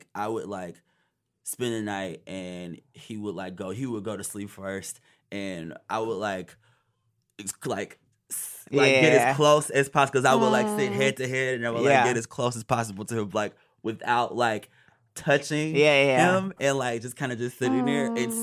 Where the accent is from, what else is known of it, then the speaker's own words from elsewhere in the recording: Detroit, Michigan, United States; moved away as an adult; now in New York, United States; growing up in Detroit